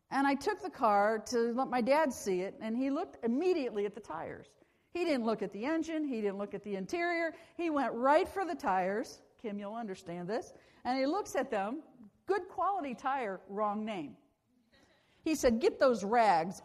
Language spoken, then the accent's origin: English; Akron, Ohio, United States; I was born in Akron, Ohio, in Akron City Hospital. And have lived in this area a lot of my life